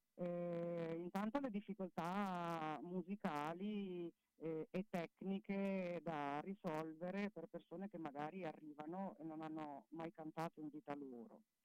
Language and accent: Italian; Abruzzo, Italy; moved away as an adult; now in Crevalcore, Italy; io sono abruzzese, quindi sono un po' in terra straniera